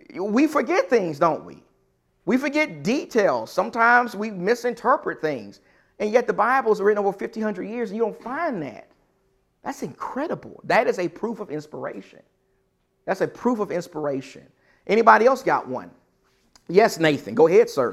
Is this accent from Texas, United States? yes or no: yes; Texas, United States; I'm from Texas.